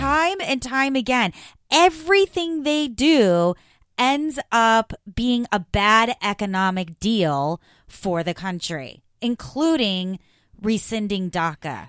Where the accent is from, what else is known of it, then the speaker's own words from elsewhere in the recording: Florida, United States; I grew up in Florida